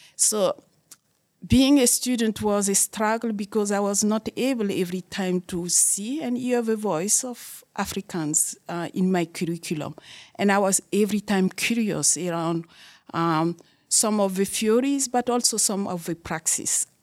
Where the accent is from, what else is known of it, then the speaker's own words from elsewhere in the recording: Burkina Faso; moved away as an adult; also born or lived in Germany; now in Canada; in Burkina Faso, in my home country